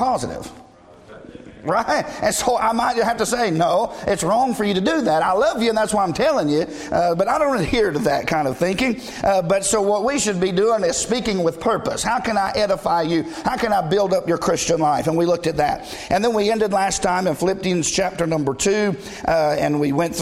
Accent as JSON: {"language": "English", "region": "the South", "country": "United States", "tie": "born or raised there", "said": "we were raised in the South"}